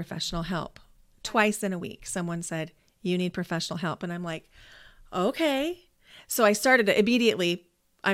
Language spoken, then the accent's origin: English; Nebraska, United States; moved away as an adult; also born or lived in Idaho; I grew up in Nebraska, but I found myself in Idaho beginning in 2004